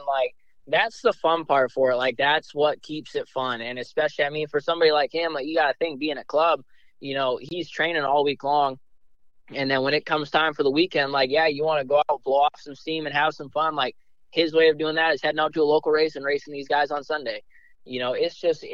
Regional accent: Northeast, United States; moved away; I'm from the Northeast

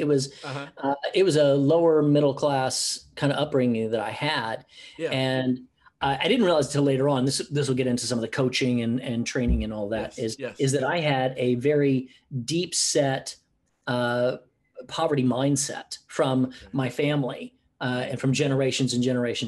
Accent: United States; moved away as an adult; also born or lived in Oklahoma / Houston, Texas / Los Angeles, California; now in Gold Coast, Australia; I grew up in Oklahoma and Houston.

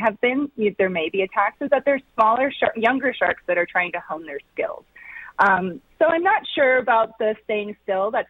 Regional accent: Loudoun County, D.C., Virginia, United States; moved away as an adult; now in Colorado, United States; I grew up right outside of Washington, D.C., in Loudoun County.

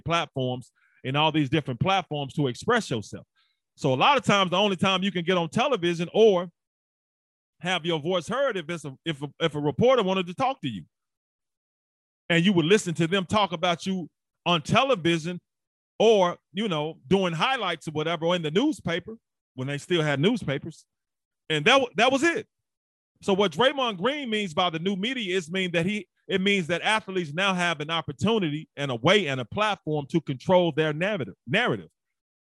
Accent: Memphis, Tennessee, United States; also born or lived in St. Louis / Hamilton; I'm from Memphis, Tennessee, played football at the University of Memphis

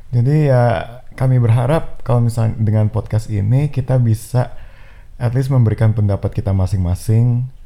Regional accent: Jakarta, Indonesia; Uh, saya asalnya dari Jakarta.

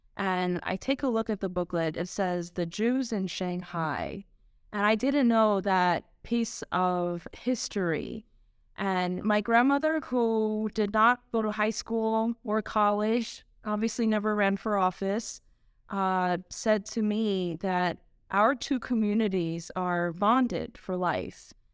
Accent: New York City, New York, United States; I was born and raised in Queens

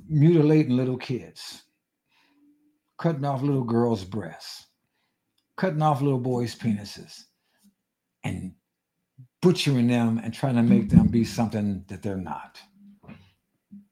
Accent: United States; I'm American, I happen to be black

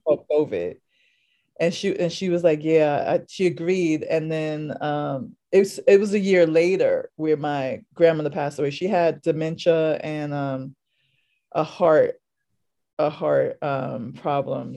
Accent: New York City, New York, United States; also born or lived in Harlem, New York City; I'm from New York City, specifically originally from the Lower East Side of Manhattan, and I currently live in Harlem.

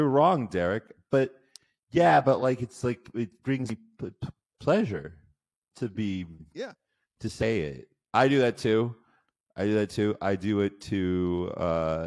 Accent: Nebraska, United States; I grew up in Nebraska

